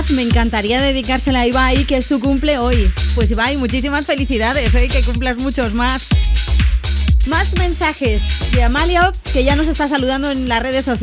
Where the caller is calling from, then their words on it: Madrid, Community of Madrid, Spain; de Madrid